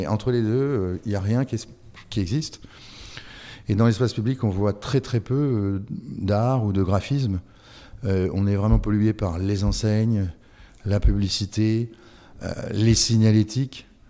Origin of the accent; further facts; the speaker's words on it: France; je suis français